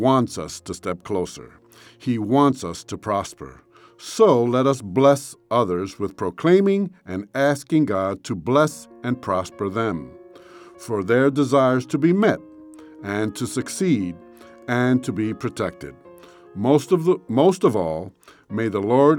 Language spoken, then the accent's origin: English; New York City, New York, United States; When I was a kid growing up in New York City, I lived in a six-story building